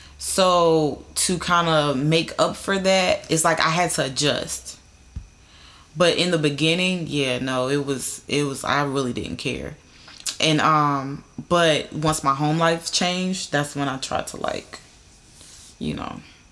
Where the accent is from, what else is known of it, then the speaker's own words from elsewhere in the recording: the South, United States; I still have that feeling, though, like, because I'm from the South. Like, you know, everybody's Christian.